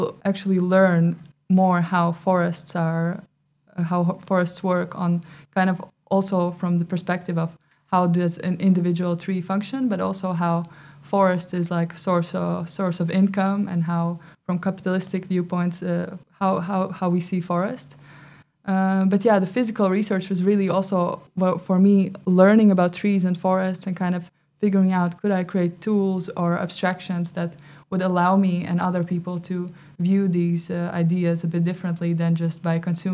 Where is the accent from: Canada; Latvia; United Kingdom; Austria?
Latvia; moved away as an adult; now in Netherlands; Originally I come from Latvia, but now I've been living for 4 years in the Netherlands.